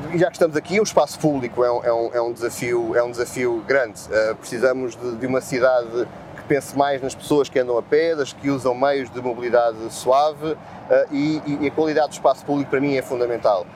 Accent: Lisbon, Portugal; sou lisboeta, nasci, nasci, nasci no Chiado, vivo, vivo em Lisboa, amo a minha cidade

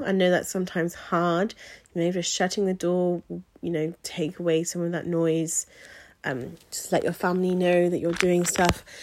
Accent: Wiltshire, South West England, United Kingdom; my hometown in Wiltshire. So, well, home county

